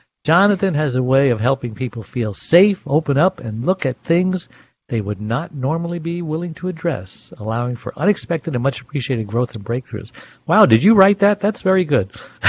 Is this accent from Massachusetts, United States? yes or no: no; Los Angeles, California, United States; So I'm from the City of Angels in Los Angeles.